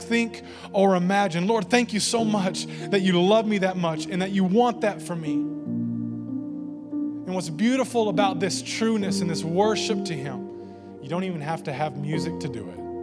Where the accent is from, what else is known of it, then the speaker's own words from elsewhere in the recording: the Bible Belt, United States; growing up in the Bible Belt